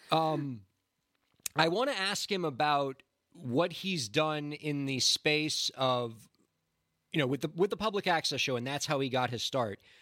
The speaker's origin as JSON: {"language": "English", "town": "Miami", "region": "Florida", "country": "United States", "moved": "yes", "said": "we're from Miami, Florida originally"}